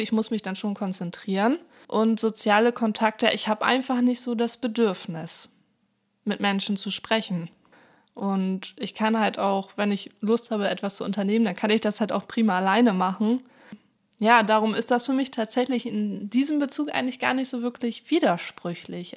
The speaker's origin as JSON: {"language": "German", "region": "Hamburg", "country": "Germany", "tie": "born or raised there", "also_born_or_lived": "countryside (unnamed)", "said": "ich bin zwar in Hamburg geboren, aber auf dem Land aufgewachsen, 2004 sind wir dann zurück nach Hamburg"}